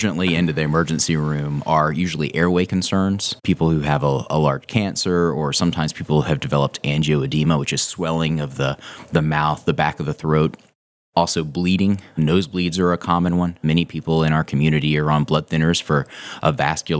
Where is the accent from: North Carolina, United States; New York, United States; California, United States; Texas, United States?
North Carolina, United States; Reidsville; moved away; also born or lived in Chapel Hill, North Carolina; I actually grew up in a small town called Reidsville. It's sort of like in the top middle of the state. The nearest big city is Greensboro, North Carolina.